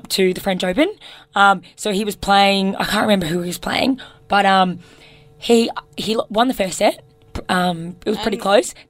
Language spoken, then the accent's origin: English; Australia; as an Australian